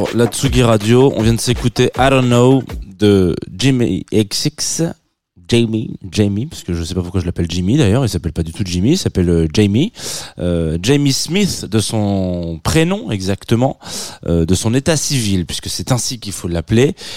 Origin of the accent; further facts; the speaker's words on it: France; accent: franchouillard (French); mon accent franchouillard